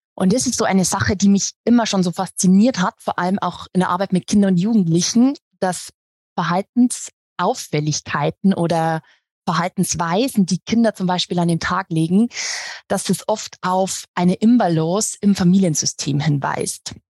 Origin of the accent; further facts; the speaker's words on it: Regensburg, Bavaria, Germany; ich bin aus Regensburg, aus Bayern